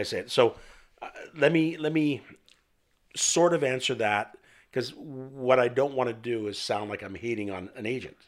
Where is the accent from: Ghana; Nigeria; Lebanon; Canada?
Canada; I'm French Canadian